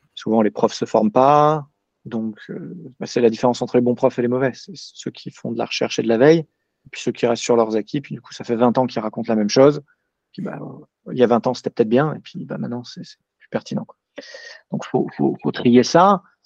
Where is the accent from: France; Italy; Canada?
France; Paris, Île-de-France; je suis parisien